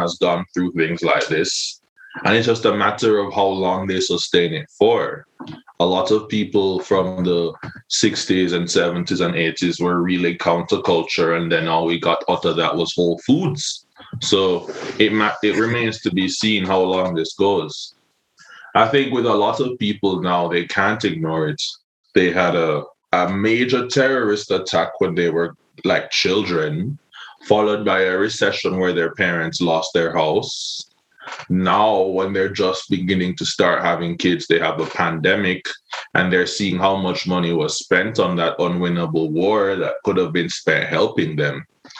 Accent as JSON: {"language": "English", "town": "Hellshire", "region": "Saint Catherine", "country": "Jamaica", "said": "You know, I'm from Hellshire. I used to go to Hellshire a lot as a child."}